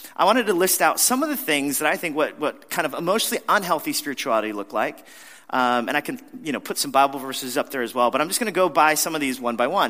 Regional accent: New York, United States; as a New Yorker

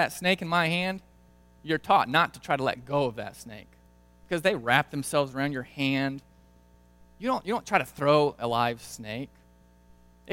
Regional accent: Brazil; moved away; Growing up in Brazil

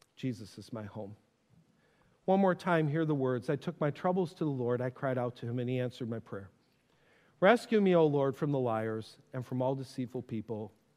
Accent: North Tonawanda, New York, United States; I grew up in Western New York. to get from my house in North Tonawanda to Niagara Falls

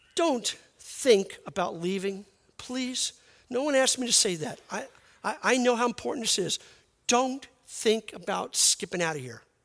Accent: New York City, New York, United States; moved away; I'm from Brooklyn

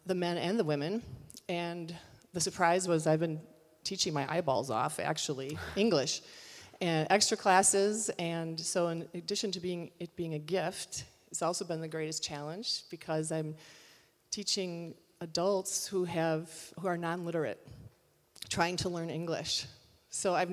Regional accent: United States; my identity as American

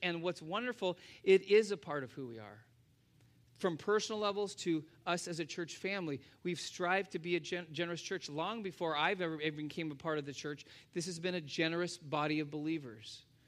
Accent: United States; as Americans

